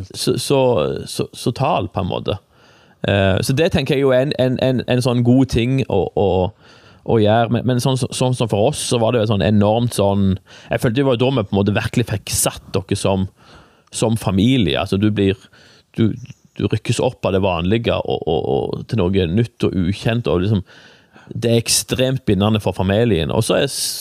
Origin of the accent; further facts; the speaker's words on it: Egersund, Rogaland, Norway; also born or lived in Stavanger; now in Jæren, Norway; jeg er jo født i Stavanger, da, men jeg er vokst opp i Egersund